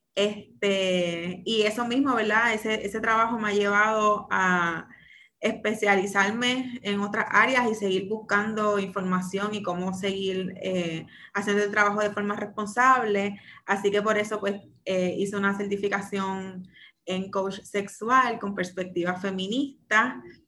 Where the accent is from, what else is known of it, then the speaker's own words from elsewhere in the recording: San Juan, Puerto Rico; soy nacida y criada en Santurce, específicamente en Barrio Obrero